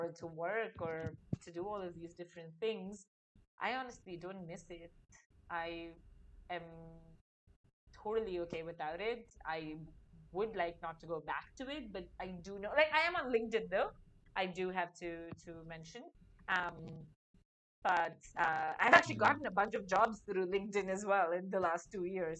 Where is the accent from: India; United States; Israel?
India; moved away as an adult; I'm a 31-year-old Indian woman